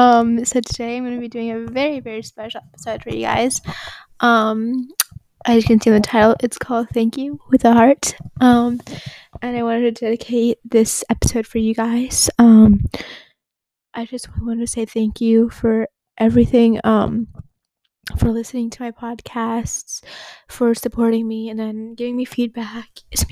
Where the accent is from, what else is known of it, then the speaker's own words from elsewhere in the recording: Abu Dhabi, United Arab Emirates; English is a second language; And I'm from Abu Dhabi, from the UAE.